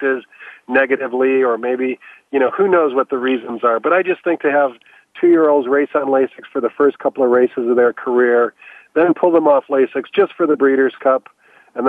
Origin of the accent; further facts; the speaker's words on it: Chicago, Illinois, United States; now in Southern California, United States; I was born and raised in Chicago